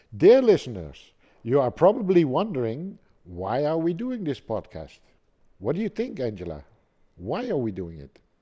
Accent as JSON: {"language": "English", "town": "Amsterdam", "region": "North Holland", "country": "Netherlands", "moved": "yes", "lives_now": "Germany", "said": "I'm from Holland, uh, born in Amsterdam"}